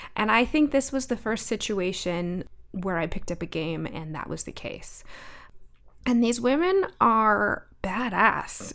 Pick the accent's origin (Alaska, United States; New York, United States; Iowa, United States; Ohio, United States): Alaska, United States; So I grew up in Alaska